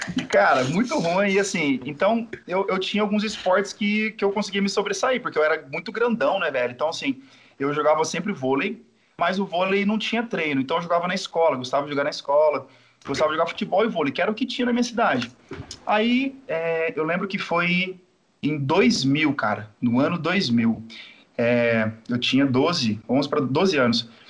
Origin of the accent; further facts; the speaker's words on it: Bataiporã, Mato Grosso do Sul, Brazil; moved away; also born or lived in Maringá; eu vim de lá, da minha cidade natal, Bataiporã, 10 mil habitantes